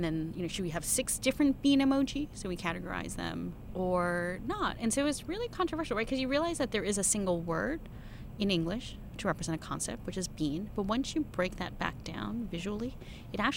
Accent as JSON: {"language": "English", "country": "United States", "said": "I'm Chinese American"}